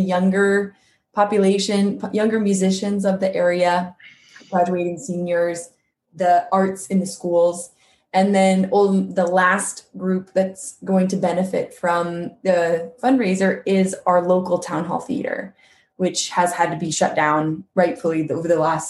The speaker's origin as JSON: {"language": "English", "town": "Quincy", "region": "California", "country": "United States", "tie": "born or raised there", "moved": "yes", "said": "So together with my hometown of Quincy, California"}